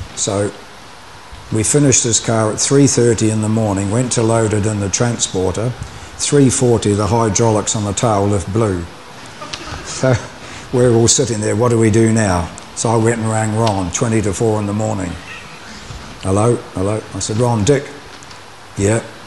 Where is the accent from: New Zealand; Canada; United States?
New Zealand; Dunedin, Otago; moved away as an adult; also born or lived in Auckland; my hometown Dunedin